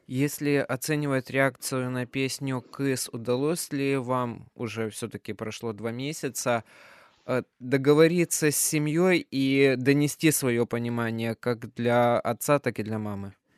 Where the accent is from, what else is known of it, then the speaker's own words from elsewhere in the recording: Kyrgyzstan; moved away; я сам вырос в Кыргызстане, закончил там школу